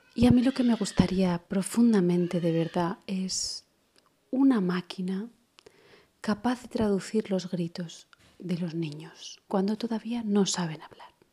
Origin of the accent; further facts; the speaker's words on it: Portugalete, Basque Country, Spain; soy de Portugalete